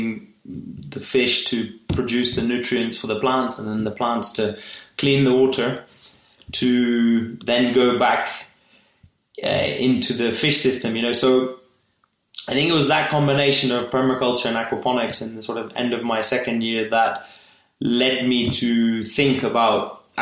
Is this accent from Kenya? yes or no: yes; Kenya; I was born in Kenya and I only spent a couple of years abroad during my degree and really wanted to come back to Kenya.